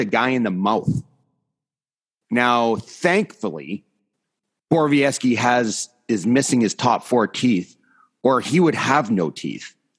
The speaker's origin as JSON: {"language": "English", "area": "three hours north of Toronto", "region": "Ontario", "country": "Canada", "tie": "born or raised there", "said": "my hometown is three hours straight north of Toronto."}